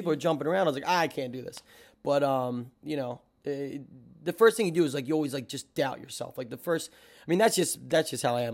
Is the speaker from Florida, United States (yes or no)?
no; Hammonton, New Jersey, United States; moved away as an adult; now in New York City, United States; I'm originally from South Jersey, uh, not the fist pumping area, the tomatoes and farms area.